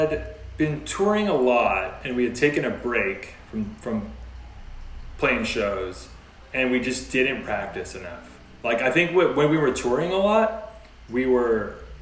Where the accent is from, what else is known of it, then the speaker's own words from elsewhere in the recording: Torrance, California, United States; we're from Torrance